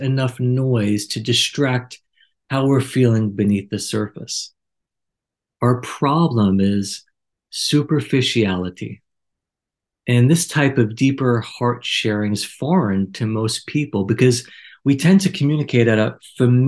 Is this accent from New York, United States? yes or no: yes; New York, United States; Growing up in New York, we had a culture not too different